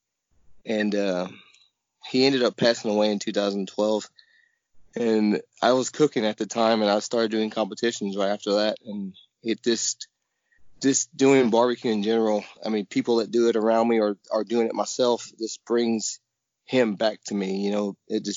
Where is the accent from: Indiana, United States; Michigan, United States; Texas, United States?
Texas, United States; San Marcos; I was born and raised in San Marcos, Texas